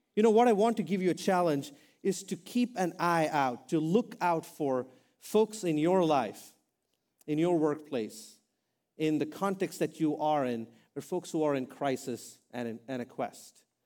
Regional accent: India; now in United States; I'm an Indian guy.

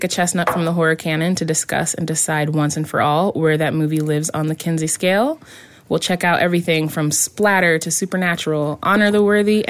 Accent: Champaign-Urbana, Illinois, United States; born or raised there

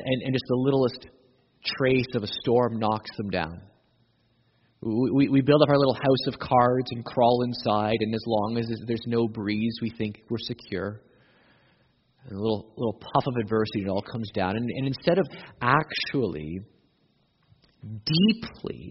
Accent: Canada; we're Canadian

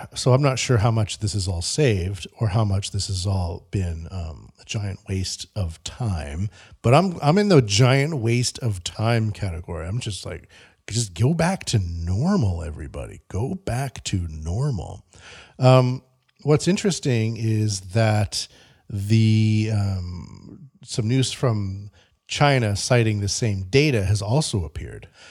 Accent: Canada; moved away; I'm from Canada

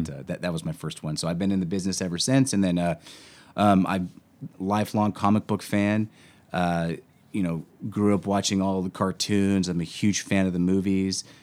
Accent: Washington, United States; moved away as an adult; now in Los Angeles, United States; I grew up in Washington State

